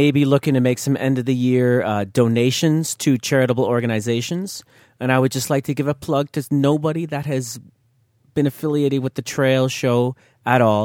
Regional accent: New York, United States; I'm a northerner from New York, of all places

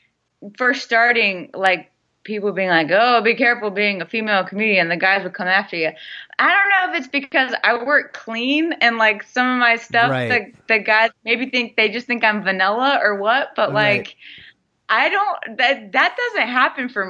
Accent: Pawleys Island, South Carolina, United States; moved away as an adult; also born or lived in Chicago / Portland; now in San Diego, United States; Pawleys Island. So it's like an hour and a half north of Charleston

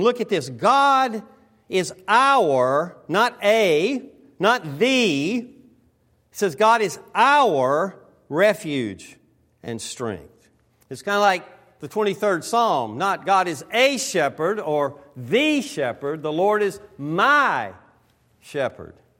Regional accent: the South, United States; now in West Coast, United States; I'm from the South.

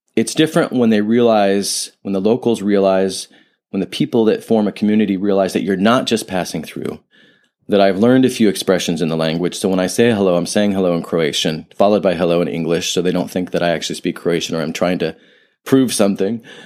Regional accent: Ohio, United States; moved away; I grew up in Ohio, nothing wrong with Ohio

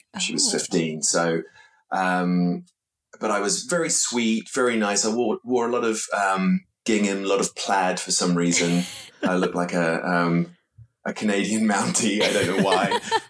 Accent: London, United Kingdom; born there; I was born in London, but I didn't live here, I sort of had the experience of both, you know, feeling like a born Londoner

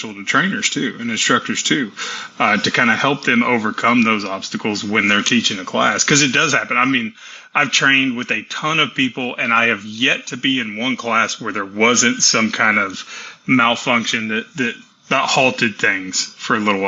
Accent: Tennessee, United States; also born or lived in Texas; I was born in Texas and raised in Tennessee

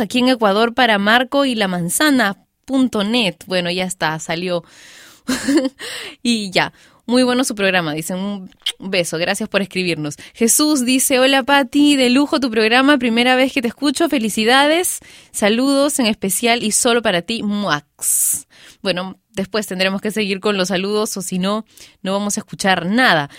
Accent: Peru

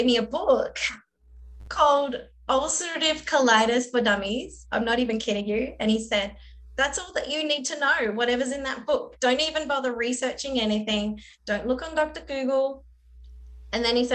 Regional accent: Australia; moved away as an adult; now in United States; I'm Australian and I moved to America

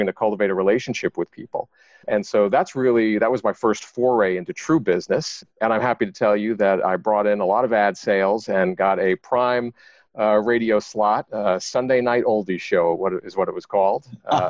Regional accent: Long Island, New York, United States; I grew up on Long Island in New York

